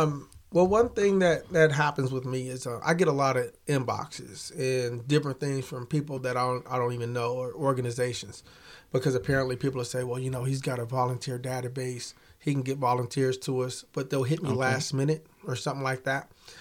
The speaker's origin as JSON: {"language": "English", "town": "Kansas City", "country": "United States", "lives_now": "Topeka, United States", "said": "I mean, I'm from Kansas City originally, and when we moved here, I wasn't happy about it."}